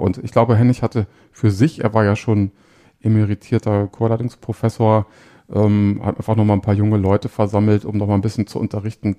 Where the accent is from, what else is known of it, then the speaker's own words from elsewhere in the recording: Hanover, Lower Saxony, Germany; ich bin auch in Hannover aufgewachsen